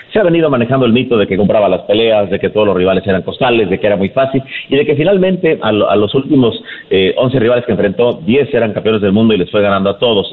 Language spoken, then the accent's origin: Spanish; Mexico; also born or lived in Tijuana, Baja California; parte de lo que sentimos como mexicanos